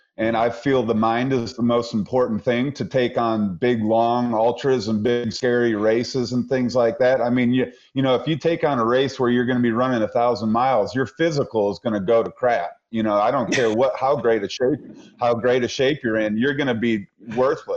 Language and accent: English; Michigan, United States; now in Asheville, United States; I grew up in Michigan. I grew up through really tough winters